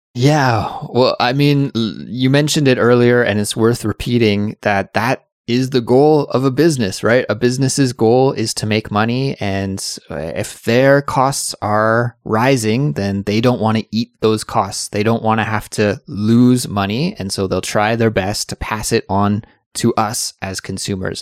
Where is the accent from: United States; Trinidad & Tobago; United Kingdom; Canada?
Canada; I'm from Canada